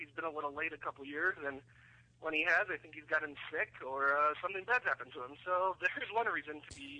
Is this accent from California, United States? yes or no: no; St. Louis, Missouri, United States; moved away as an adult; now in Dayton, United States; I'm from St. Louis. I'm in Dayton, Ohio for school.